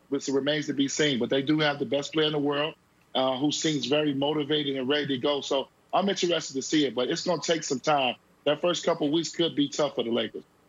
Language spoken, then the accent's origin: English; Chicago, Illinois, United States; I come from Chicago